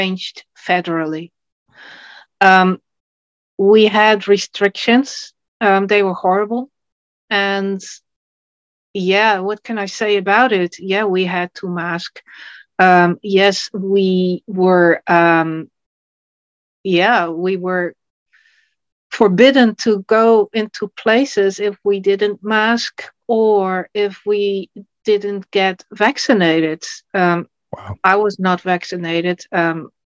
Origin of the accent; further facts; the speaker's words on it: Netherlands; I'm from the Netherlands, and I'm a writer, a poet, a photographer, translator, and political networker.